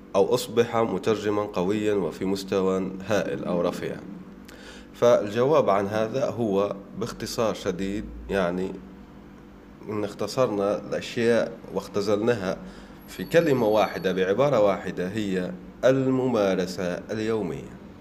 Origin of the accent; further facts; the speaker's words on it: Oued Souf, El Oued Province, Algeria; من بلدتي من وادي سوف